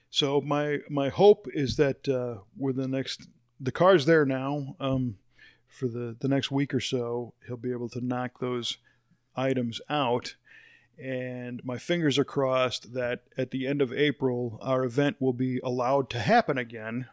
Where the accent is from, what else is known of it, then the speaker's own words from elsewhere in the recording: Chicago, Illinois, United States; moved away; I grew up in the Chicago area